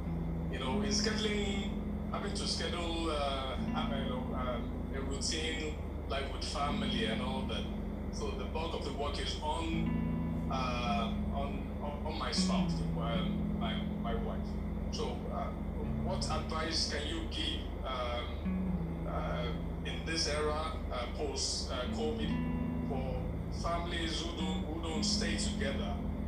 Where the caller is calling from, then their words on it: Port Harcourt, Rivers State, Nigeria; I'm calling from Port Harcourt.